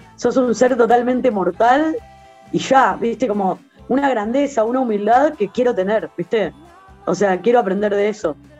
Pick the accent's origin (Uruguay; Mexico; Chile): Uruguay; born or raised there